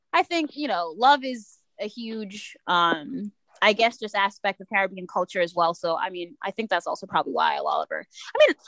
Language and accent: English; New York, United States; born or raised there